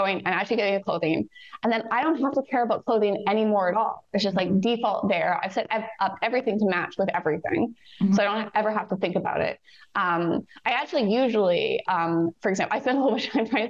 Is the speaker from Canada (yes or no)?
yes; Canada; I'm Canadian.